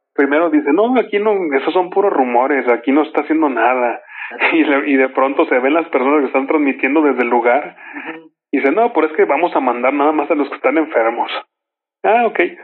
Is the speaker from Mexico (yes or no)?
yes; Mexico; somos mexicanos y guadalupanos